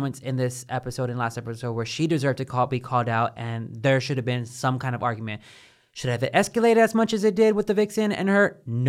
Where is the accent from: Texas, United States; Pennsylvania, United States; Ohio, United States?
Texas, United States; Baytown; Like when I come from Baytown, like whenever I walk down the street, like I'm looking into my corners and I'm always ready to like get pop off on someone just in case they're about to come for me.